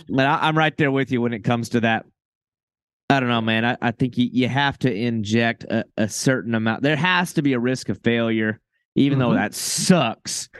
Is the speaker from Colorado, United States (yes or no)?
no; Florida, United States; I'm from Florida.